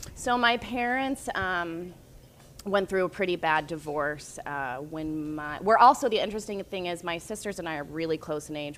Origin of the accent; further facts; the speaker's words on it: North Carolina, United States; I grew up in North Carolina